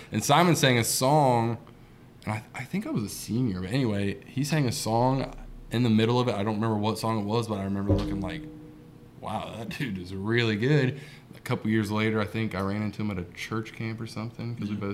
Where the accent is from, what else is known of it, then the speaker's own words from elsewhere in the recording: Waverly, Ohio, United States; now in Chillicothe, United States; I'm from Waverly. Um, I live in Chillicothe now, so about the same area.